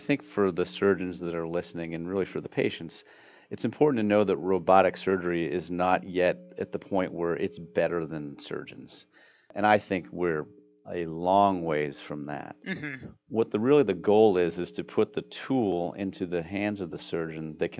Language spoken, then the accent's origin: English; Boston, Massachusetts, United States; moved away as an adult; also born or lived in Washington, D.C. / New York City; now in Pensacola, United States; I'm actually originally from Boston